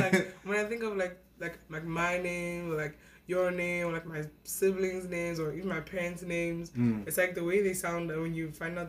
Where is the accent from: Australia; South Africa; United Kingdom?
South Africa; now in Calgary, Canada; I am Nigerian. Mm-hmm. I was born and raised in South Africa. I came to Calgary like almost 5 years ago now, and I go to school at the University of Calgary.